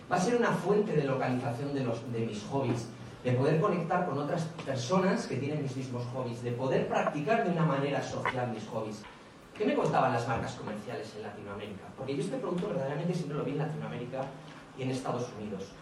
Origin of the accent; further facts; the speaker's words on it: Bilbao, Basque Country, Spain; soy de Bilbao, los de Bilbao siempre hacemos cosas grandes